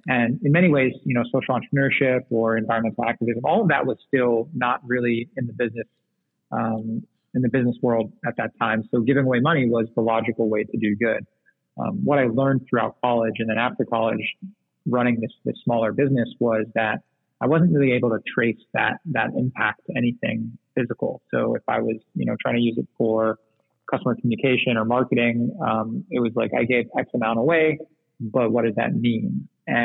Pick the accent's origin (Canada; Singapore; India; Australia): Singapore; So growing up in Southeast Asia, which is obviously a small island nation in the tropics, I was really into fish